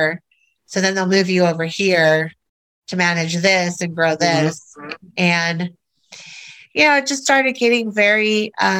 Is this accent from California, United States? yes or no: yes; Orange County, California, United States; moved away as an adult; also born or lived in Minnesota / Texas / Seattle; Born and raised in Orange County, California